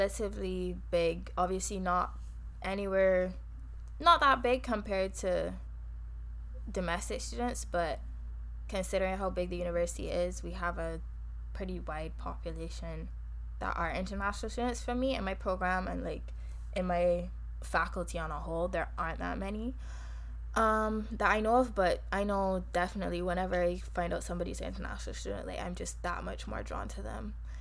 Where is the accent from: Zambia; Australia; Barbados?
Barbados; accent: Bajan; moved away as an adult; now in Canada; From Barbados